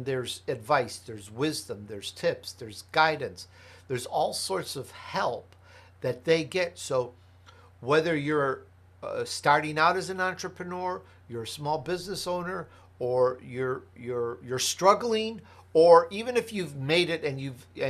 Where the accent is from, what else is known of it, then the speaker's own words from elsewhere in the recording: Chicago, Illinois, United States; also born or lived in Italy; Hey, I'm Italian, I was born in Italy. I grew up in Chicago, blah, blah, blah.